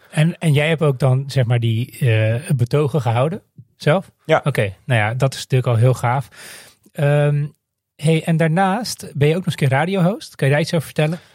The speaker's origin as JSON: {"language": "Dutch", "country": "Netherlands", "tie": "born or raised there", "said": "ik ben opgegroeid in Nederland"}